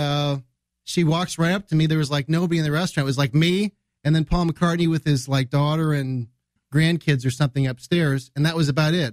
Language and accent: English; United States; I'm from the United States